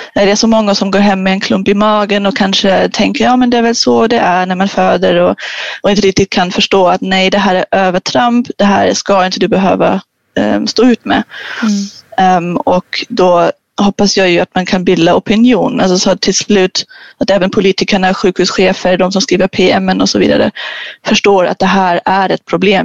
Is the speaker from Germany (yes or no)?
yes; Germany; now in Sweden; jag är ju tysk